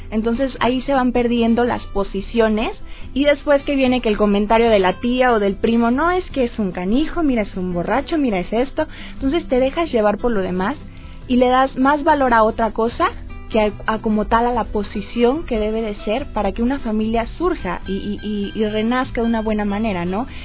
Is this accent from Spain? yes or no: no; Poza Rica, Veracruz, Mexico; yo soy veracruzana.